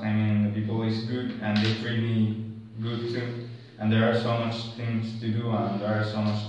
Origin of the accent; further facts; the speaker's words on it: Venezuela; English is a second language; now in Spain; I am from Venezuela.